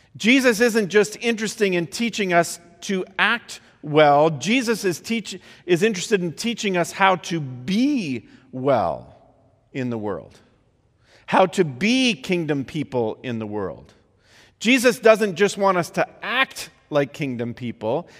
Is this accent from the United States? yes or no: yes; Midwest, United States; I grew up in the Midwest